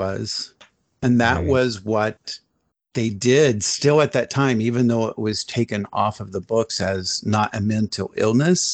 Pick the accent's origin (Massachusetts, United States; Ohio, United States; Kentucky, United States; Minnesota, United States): Ohio, United States; Columbus; I grew up in Columbus, Ohio.